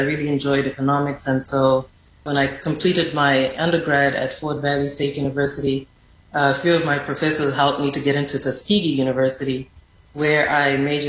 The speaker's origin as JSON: {"language": "English", "region": "Harare", "country": "Zimbabwe", "tie": "born or raised there", "accent": "Zimbabwean", "moved": "as an adult", "lives_now": "Epps, Alabama, United States", "said": "in Zimbabwe, I grew up in the capital city, Harare. And I find it very funny that I found myself living and working in a rural community in Alabama. I remember when I came to the U.S., I came to the U.S. on a tennis"}